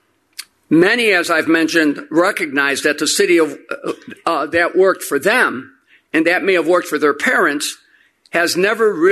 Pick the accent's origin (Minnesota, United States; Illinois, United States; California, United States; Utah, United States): Illinois, United States; Chicago; Chicagoan through and through. As mentioned, I was born in Roseland on the south side, where my immigrant grandparents settled neatly a century ago